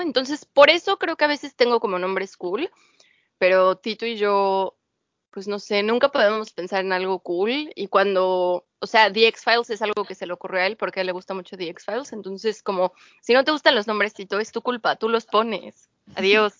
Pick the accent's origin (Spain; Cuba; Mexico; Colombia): Mexico; moved away as an adult; now in United Kingdom; soy mexicana